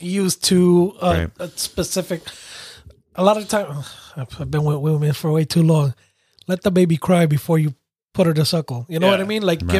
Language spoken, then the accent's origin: English; New York City, New York, United States; I grew up in Brooklyn, New York.